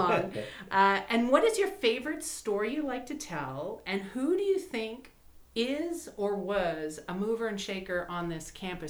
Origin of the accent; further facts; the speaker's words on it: Canada; moved away; like other movers and shakers, I'm a transplant from Canada.